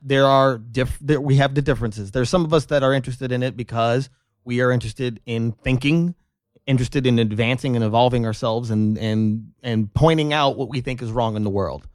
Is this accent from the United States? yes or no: yes; North Las Vegas, Nevada, United States; I grew up in North Las Vegas, North Town.